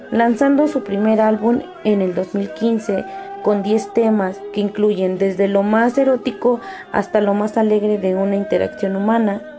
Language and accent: Spanish; Puebla, Mexico; tengo 27 años, soy del estado de Puebla.